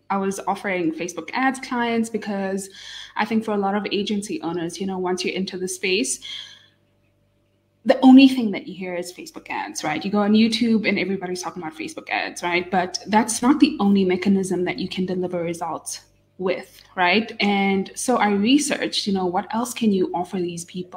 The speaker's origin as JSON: {"language": "English", "country": "Namibia", "tie": "born or raised there", "moved": "yes", "lives_now": "Johannesburg, South Africa", "said": "I was born and raised here in Namibia, but I'm based in Johannesburg"}